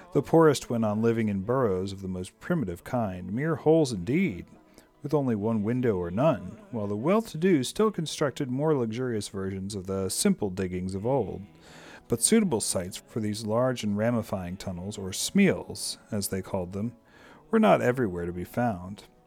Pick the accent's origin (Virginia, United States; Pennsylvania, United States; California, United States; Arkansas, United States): Virginia, United States; Amissville; also born or lived in Fredericksburg, Virginia; I grew up in Virginia. I grew up in rural Virginia.